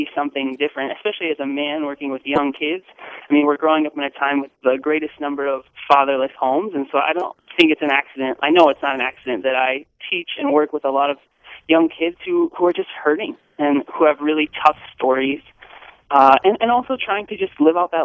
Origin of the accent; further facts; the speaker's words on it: Crystal, Minnesota, United States; I grew up in a suburb of Minneapolis. I actually grew up in Crystal